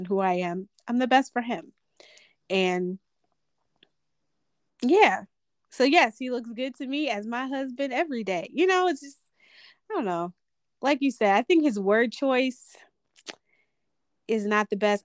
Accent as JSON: {"language": "English", "country": "United States", "said": "we're American"}